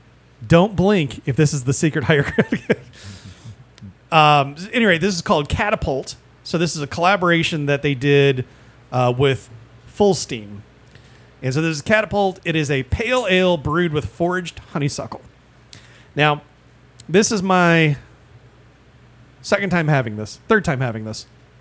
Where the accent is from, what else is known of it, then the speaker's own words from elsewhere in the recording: Midwest, United States; yeah, I grew up in the Midwest.